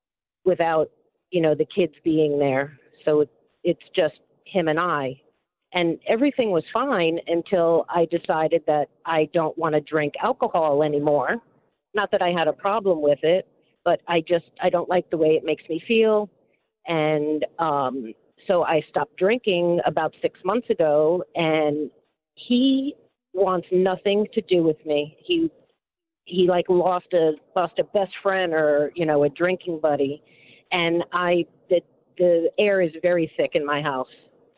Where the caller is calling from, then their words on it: Florida, United States; I'm calling from Florida.